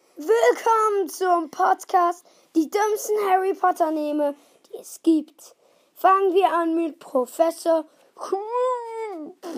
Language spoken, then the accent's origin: German; Switzerland; wir sind Schweizer